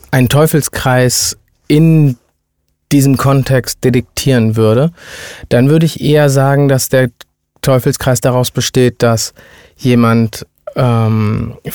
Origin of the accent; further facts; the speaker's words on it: India; Ich bin ja Inder, ne?